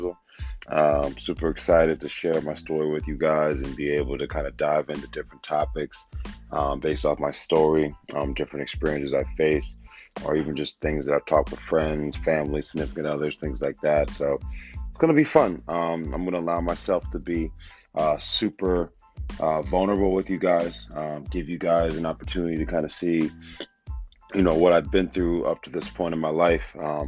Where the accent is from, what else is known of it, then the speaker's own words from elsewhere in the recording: Wilmington, Delaware, United States; born and raised in Wilmington, Delaware